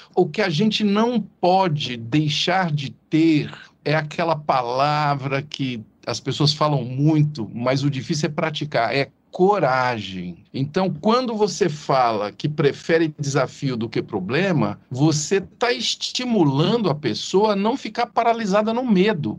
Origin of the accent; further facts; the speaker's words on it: Ituverava, São Paulo, Brazil; accent: caipira; Eu sou do interior de São Paulo, Ituverava